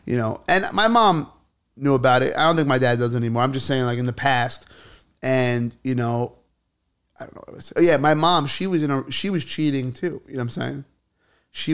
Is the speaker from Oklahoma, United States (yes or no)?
no; New York City, New York, United States; also born or lived in Staten Island; I lived in Bay Ridge growing up